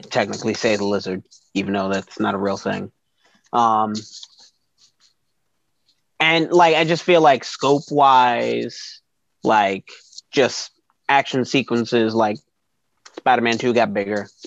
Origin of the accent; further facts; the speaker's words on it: New York, United States; I grew up in New York.